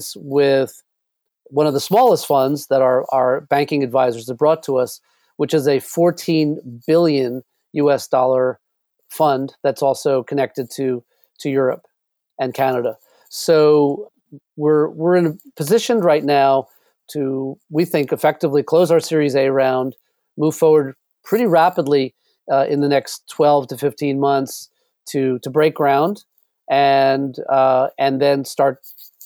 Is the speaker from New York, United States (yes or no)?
yes; New York City, New York, United States; I grew up in New York City